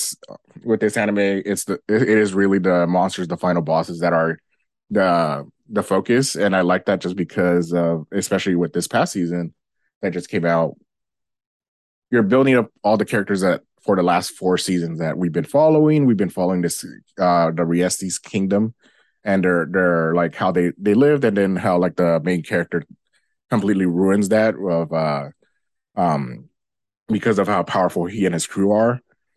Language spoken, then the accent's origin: English; United States; this is a more me being American audience.